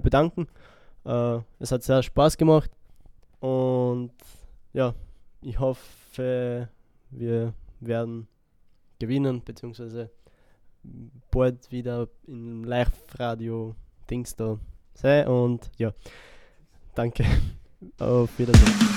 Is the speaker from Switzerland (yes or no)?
no; Split, Split-Dalmatia County, Croatia; now in Wels, Austria; nach Split, weil das meine Heimatstadt ist. Ich komme aus Kroatien, bin in Kroatien geboren, in Split